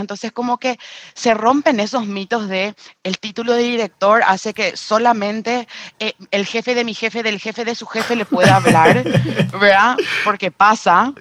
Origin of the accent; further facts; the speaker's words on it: Paraguay; Soy de Paraguay